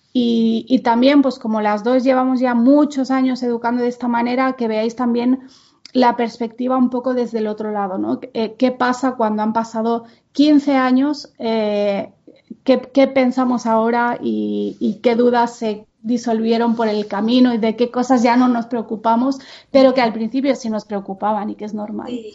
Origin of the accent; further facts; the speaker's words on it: Menorca, Balearic Islands, Spain; first language Catalan; Spanish is a second language; moved away; also born or lived in Barcelona; en donde yo nací, en Menorca, eh, todo el mundo es bilingüe, pero básicamente el idioma es el catalán. O sea, yo no me imagino hablándole a mi madre en castellano